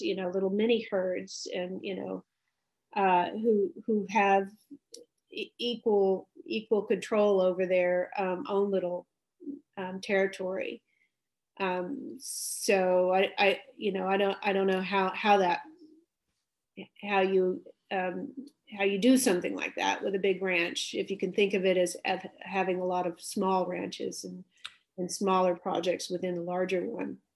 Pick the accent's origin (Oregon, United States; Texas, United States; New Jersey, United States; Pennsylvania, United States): Texas, United States; Dallas; I grew up in Dallas, Texas